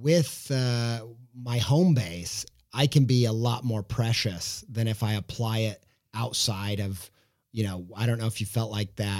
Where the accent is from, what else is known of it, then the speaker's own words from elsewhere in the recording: Whiteland, Indiana, United States; I grew up in Whiteland, Indiana